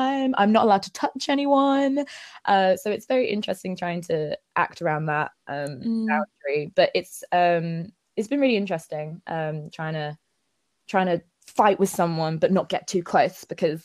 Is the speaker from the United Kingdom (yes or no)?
yes; Essex, East of England, United Kingdom; moved away as an adult; also born or lived in Peckham, London; now in London, United Kingdom; I'm from Essex, and normally I live at home with my parents